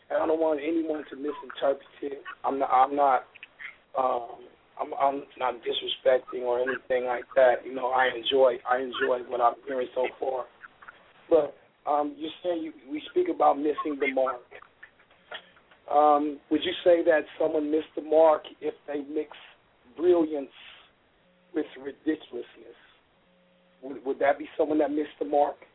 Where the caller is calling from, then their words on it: Oakland, California, United States; I uh, this is … I'm calling from Oakland, California.